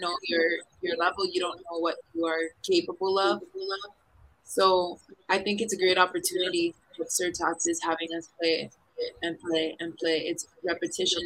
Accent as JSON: {"language": "English", "area": "east side of Oahu", "region": "Hawaii", "country": "United States", "tie": "born or raised there", "also_born_or_lived": "Puerto Rico / France", "moved": "as an adult", "lives_now": "Philippines", "said": "I'm born and raised in the east side of the island of Oahu in Hawaii"}